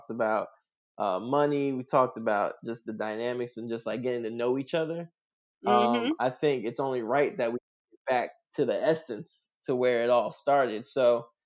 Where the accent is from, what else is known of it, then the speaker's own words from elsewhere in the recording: New York City, New York, United States; I grew up in Queens, New York